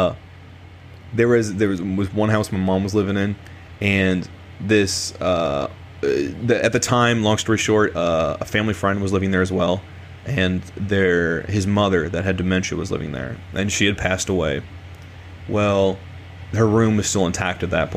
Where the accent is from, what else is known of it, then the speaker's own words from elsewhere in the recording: Illinois, United States; growing up in Illinois and kind of the Iowa side.